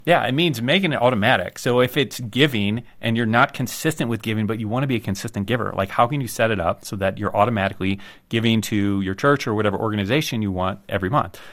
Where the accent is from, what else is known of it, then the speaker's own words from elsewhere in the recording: United States; I'm an American